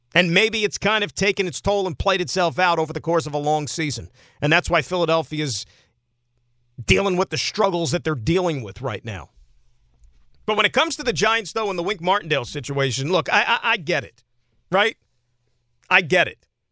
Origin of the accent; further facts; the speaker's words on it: Saskatchewan, Canada; I'm from Saskatchewan. Born and raised.